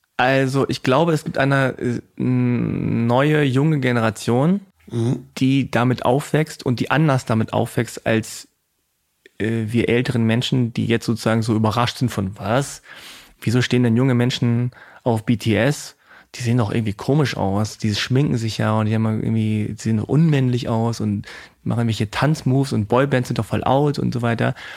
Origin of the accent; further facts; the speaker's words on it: Hanover, Lower Saxony, Germany; ich bin aus Hannover